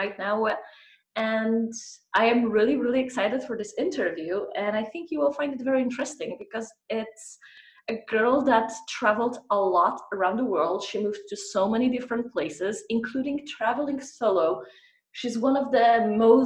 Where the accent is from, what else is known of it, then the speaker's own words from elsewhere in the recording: Poland; moved away as an adult; also born or lived in Scandinavia; we're both from Poland